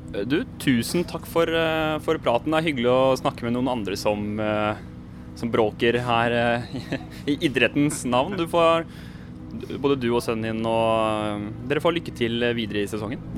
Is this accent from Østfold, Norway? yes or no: yes; Sarpsborg, Østfold, Norway; samme hjemby som meg